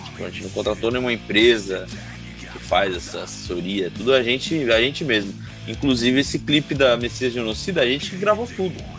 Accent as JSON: {"language": "Portuguese", "town": "Ubatuba", "region": "São Paulo", "country": "Brazil", "said": "a gente é de Ubatuba"}